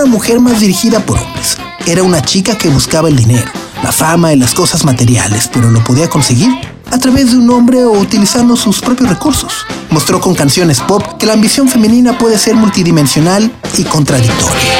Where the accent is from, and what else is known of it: Mexico